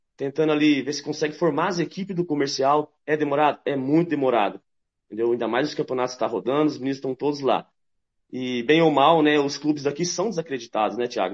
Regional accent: São Paulo, Brazil; now in Mato Grosso do Sul, Brazil; Eu sou paulista, mas me considero 35 anos aqui já

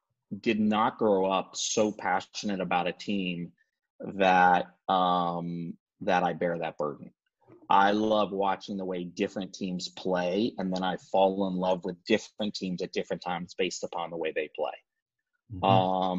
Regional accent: Chapel Hill, North Carolina, United States; moved away as an adult; also born or lived in Kentucky; now in California, United States; I grew up in Chapel Hill

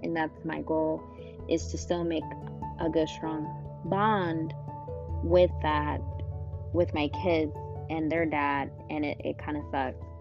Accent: Illinois, United States; born or raised there; moved away as an adult; now in Georgia, United States

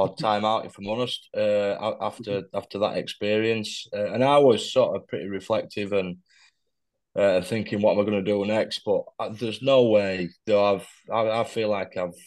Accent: Pontefract, Yorkshire and the Humber, United Kingdom; also born or lived in Ackworth, West Yorkshire / Fitzwilliam; we ended up settling in Pontefract. So I spent a lot of time sort of as I was growing up in that area.

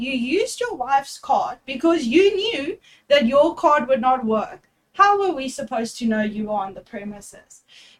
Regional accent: Durban, KwaZulu-Natal, South Africa; I'm actually from Durban, so I attended once when I turned 18 or 19. I went to our big casino in Durban

